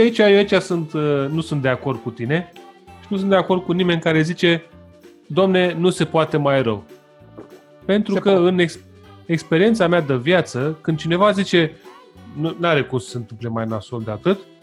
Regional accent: Romania; sunt român

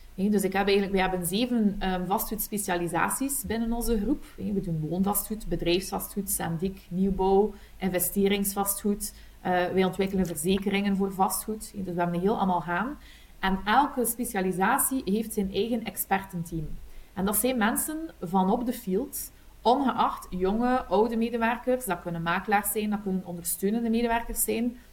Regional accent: Kortrijk, Flanders, Belgium; accent: Kortrijk West Flemish; ik ben afkomstig uit Kortrijk. dat hoor je ongetwijfeld aan mijn accent, een, een, een, echte Kortrijkse, West-Vlaming

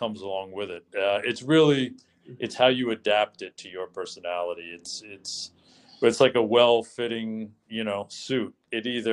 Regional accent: New York City, New York, United States; I do consider myself very fortunate to have been born and raised here

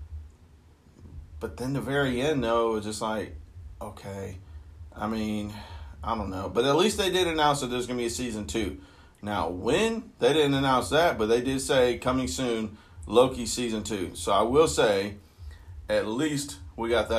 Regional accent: Akron, Ohio, United States; moved away; I'm originally from Akron, Ohio.

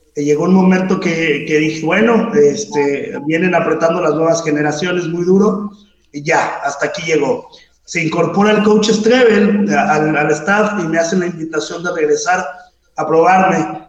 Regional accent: Mexico City, Mexico; soy del DF, juego mis etapas infantiles en Redskins del Estado de México

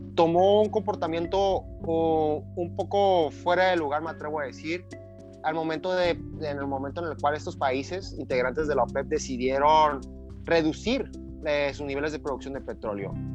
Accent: Mexico; para nosotros como país, como mexicanos

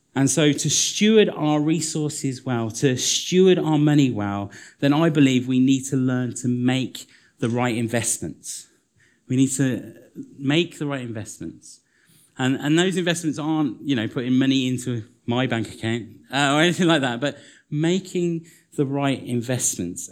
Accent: United Kingdom; we're British

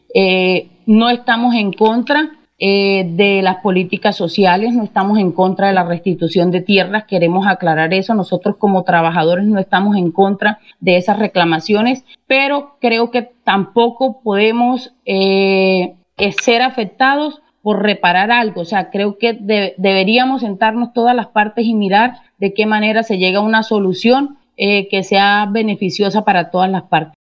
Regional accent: La Gloria, Cesar, Colombia; personas de acá de la zona

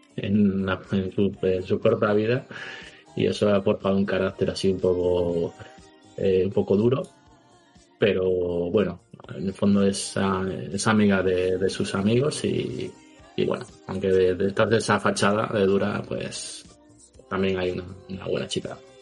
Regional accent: León, Castile and León, Spain; moved away as an adult; now in Valencia, Spain; Yo soy de León, pero, digo pero soy valenciano desde hace 10 años

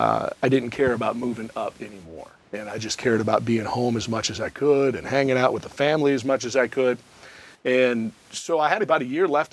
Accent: Minnesota, United States; moved away as an adult; also born or lived in Knoxville / Atlanta; I'm from Minnesota. Yeah. My family, almost all of them, are still

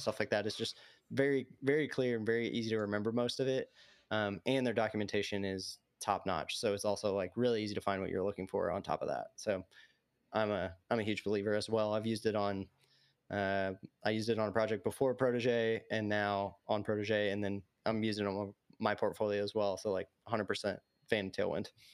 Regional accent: Little Rock, Arkansas, United States; I'm from Little Rock, Arkansas

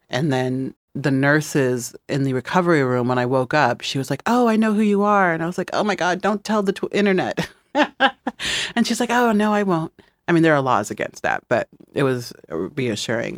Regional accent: Midwest, United States; moved away; also born or lived in Los Angeles / New York; I'm from the Midwest, and so when I go back to the Midwest

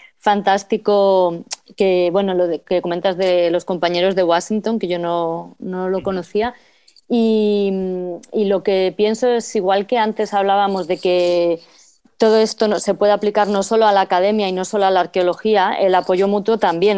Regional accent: Getafe, Community of Madrid, Spain; moved away; la red de, apoyo vecinal de Getafe, que es de donde yo vengo. Eh, mm. bueno, yo no colaboré porque ya no vivo allí

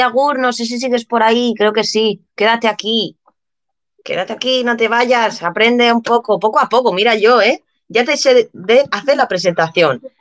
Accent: Mallorca, Balearic Islands, Spain; accent: Mallorquín; el mallorquín eh, tenemos acento ahí extraño

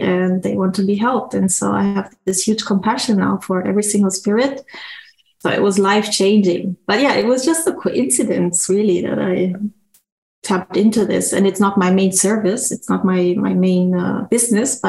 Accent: Germany; moved away; also born or lived in Brazil / Bangkok; I was born there, but I grew up in Germany.

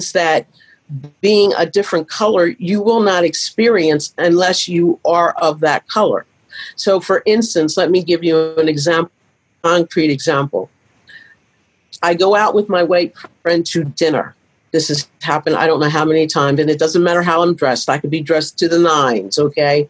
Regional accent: Pennsylvania, United States; moved away as an adult; now in Michigan, United States; I grew up in Pennsylvania

